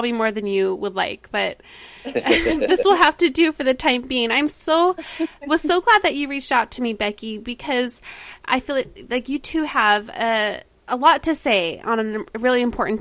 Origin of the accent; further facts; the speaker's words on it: Kaysville, Utah, United States; we all graduated from the same high school, which is a big honor if you know Davis High in Kaysville, Utah